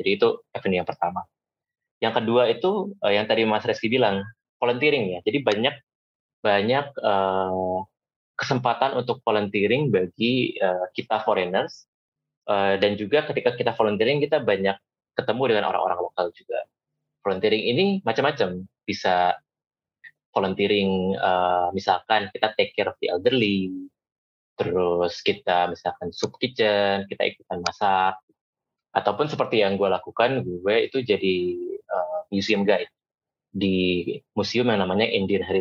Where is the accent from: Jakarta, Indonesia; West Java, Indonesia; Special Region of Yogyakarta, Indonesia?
West Java, Indonesia; Bandung; moved away as an adult; tapi buat gue yang datang dari Bandung dan hidup di sana 22 tahun, menyicipi uh, apa ya keberagaman dan juga menyicipi dunia itu ya dari situ.